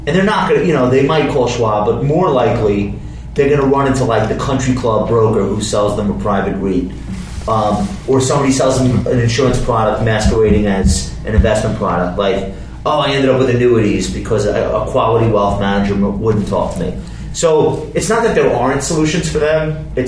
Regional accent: Compton, California, United States; Well, growing up in Compton I had those kind of formative influences and stuff.

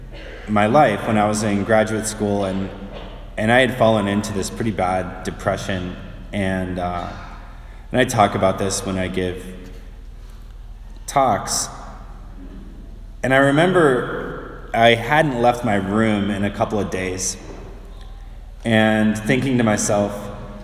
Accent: outside of Detroit, Michigan, United States; when I was a kid, I grew up outside of Detroit in Michigan

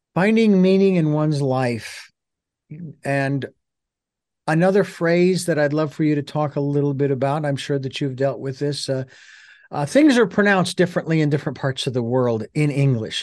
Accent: Phoenix, Arizona, United States; now in Santa Barbara, United States; I'm originally from Phoenix. I live in Santa Barbara

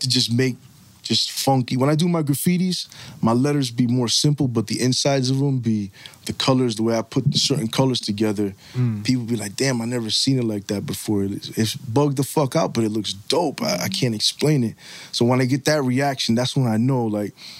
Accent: Bridgeport, Connecticut, United States; we're from Bridgeport. We're from a real place.

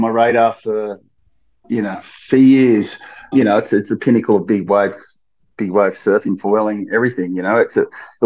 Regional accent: Sydney, New South Wales, Australia; I'm 47 from the Northern Beaches in Sydney. Yeah, I started off surfing at North Narrabeen

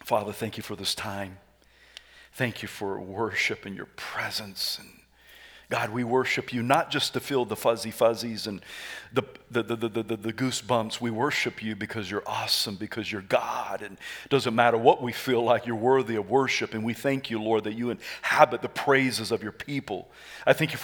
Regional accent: the South, United States; I am from the South

